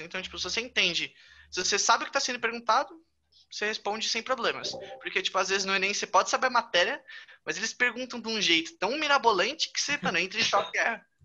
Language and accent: Portuguese; São Paulo, Brazil; sou paulista.